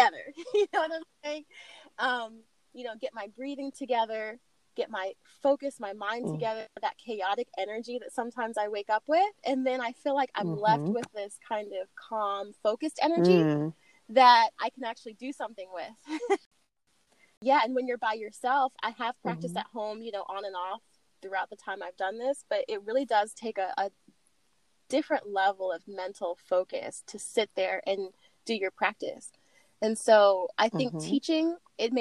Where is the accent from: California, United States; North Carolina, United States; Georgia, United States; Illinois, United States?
California, United States; also born or lived in Oregon; now in Atlanta, United States; I'm originally from California